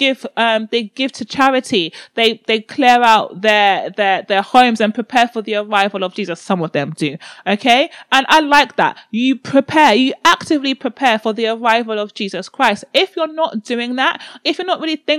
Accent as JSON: {"language": "English", "country": "Nigeria", "said": "I'm Nigerian"}